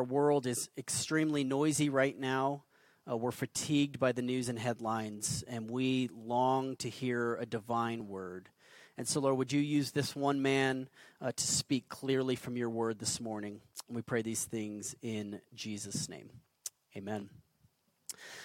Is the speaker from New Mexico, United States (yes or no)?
yes; Albuquerque, New Mexico, United States; I'm a desert kid. I grew up here in Albuquerque